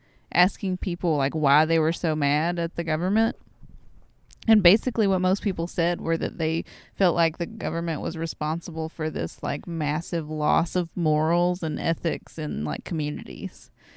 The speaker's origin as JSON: {"language": "English", "region": "Wisconsin", "country": "United States", "accent": "Wisconsin", "said": "And I really want to talk with my Wisconsin accent the entire time."}